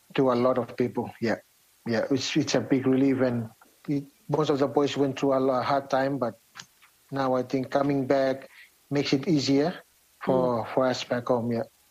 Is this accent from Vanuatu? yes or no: yes; Vanuatu; moved away as an adult; now in New Zealand; we came all the way from Vanuatu together.